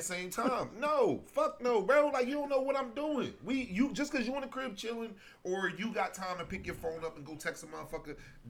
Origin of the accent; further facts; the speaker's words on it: Philadelphia, Pennsylvania, United States; because I'm from Philly.